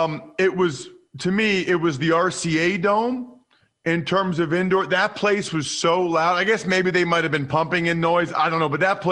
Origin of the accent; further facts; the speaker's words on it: Pennsylvania, United States; because I grew up outside of Philly